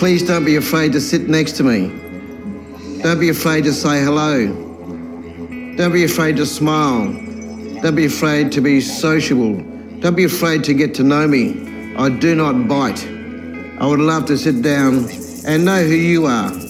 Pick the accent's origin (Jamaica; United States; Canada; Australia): Australia; South Australia; also born or lived in Victoria, Australia; I grew up mainly around South Australia, a little bit in Victoria